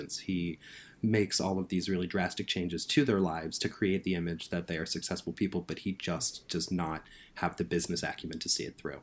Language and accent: English; United States; as an American who's doing a lot of work for a British employer here at Little White Lies